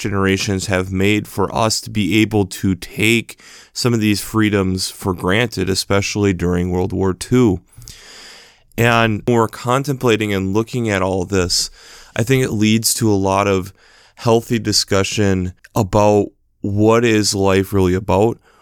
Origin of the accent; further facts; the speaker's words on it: United States; especially being an American